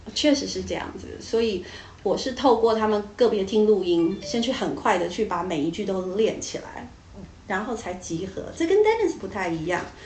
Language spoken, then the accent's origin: Chinese; Taiwan; 我们台湾人